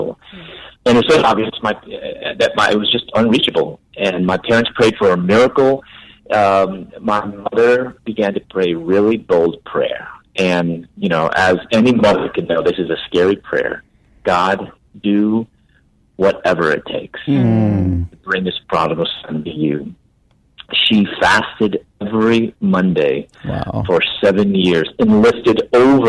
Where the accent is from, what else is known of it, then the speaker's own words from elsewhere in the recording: Chicago, Illinois, United States; moved away as an adult; also born or lived in Louisville, Kentucky / Atlanta; I'm originally from Chicago, moved to Louisville, Kentucky to pursue my doctorate in dentistry